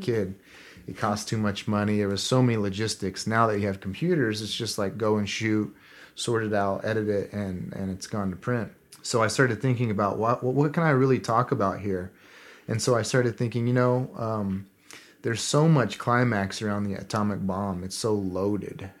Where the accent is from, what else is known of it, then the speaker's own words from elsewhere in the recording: southern Kansas, United States; I grew up in Kansas, at the really su-, southern part of it, right next to the Oklahoma border.